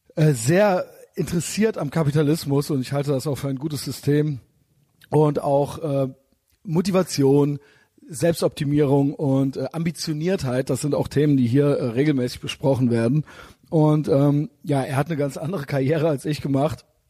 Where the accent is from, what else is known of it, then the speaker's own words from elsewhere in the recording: Cologne, North Rhine-Westphalia, Germany; ich bin ja aus Köln